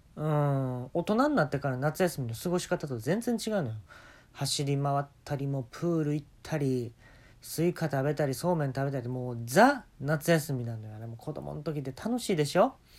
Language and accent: Japanese; Kansai, Japan; 関西生まれ